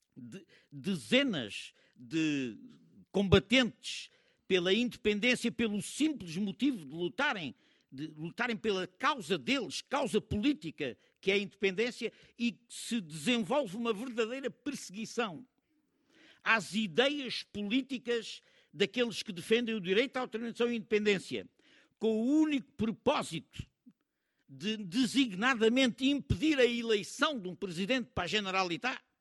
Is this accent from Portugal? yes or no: yes; Portugal; como cidadãos, como democratas, como antifascistas, como portugueses